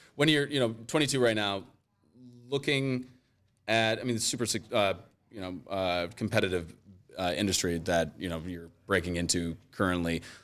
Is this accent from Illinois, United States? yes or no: yes; Rockford, Illinois, United States; now in Cleveland, United States; I grew up in Rockford, Illinois